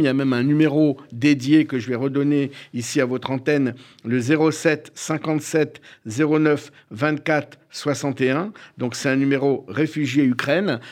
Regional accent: Bordeaux, Nouvelle-Aquitaine, France; je suis né en soixante-trois, à Bordeaux

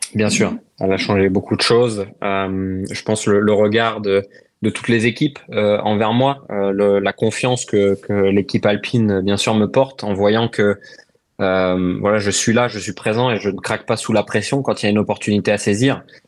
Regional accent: France; nous en tant que Français

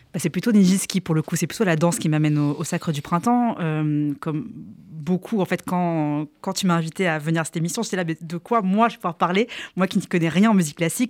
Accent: Avignon, Provence-Alpes-Côte d'Azur, France; Je suis née à Avignon

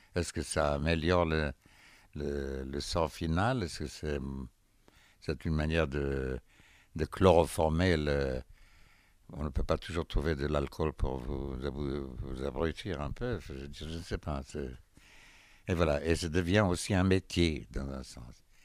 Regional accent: Haifa, Haifa District, Israel; moved away; Haïfa, euh, c'est ma ville natale

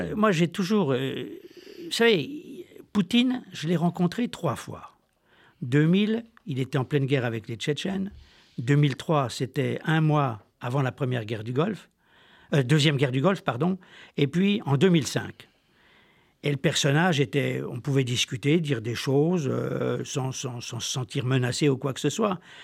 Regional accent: Besançon, Bourgogne-Franche-Comté, France; also born or lived in French Alps; je suis originaire de Franche-Comté, moitié Besançon, moitié des Alpes

